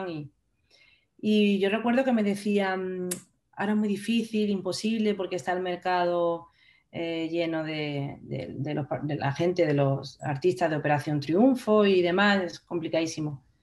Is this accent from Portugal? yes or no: no; Andalusia, Spain; now in Madrid, Spain; al vivir en Madrid quizá tanto, tanto tiempo Mm, perfilado un pelín mi acento, pero nada, un pelín, porque yo sigo siendo andaluza por los cuatro costados